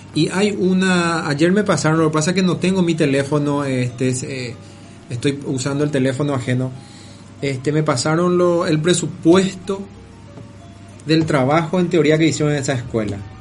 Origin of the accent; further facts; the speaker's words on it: Paraguay; now in Argentina; somos paraguayos